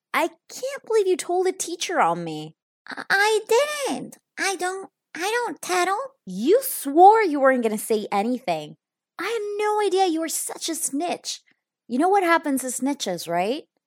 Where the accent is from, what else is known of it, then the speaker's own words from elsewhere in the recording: Italy; now in Spain; I am actually in my childhood bedroom because I am in Italy. If you don't know this yet, I am actually from Italy, so my family lives here